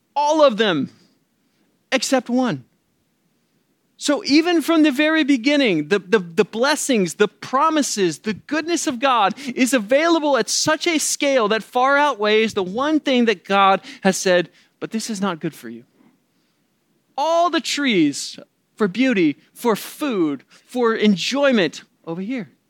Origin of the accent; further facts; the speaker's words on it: the Bible Belt, the South, United States; moved away; I grew up in the Bible Belt